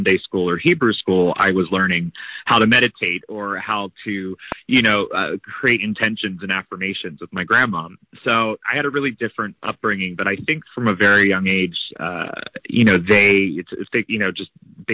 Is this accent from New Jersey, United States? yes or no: yes; right outside of Philadelphia, New Jersey, United States; I grew up in right outside of Philadelphia, New Jersey